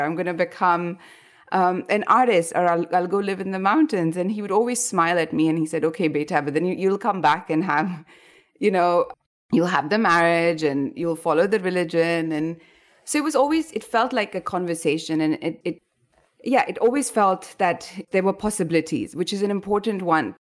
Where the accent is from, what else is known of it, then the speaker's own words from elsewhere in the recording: India; moved away as an adult; also born or lived in Rajasthan (family origin); now in Bangkok, Thailand; I moved away from India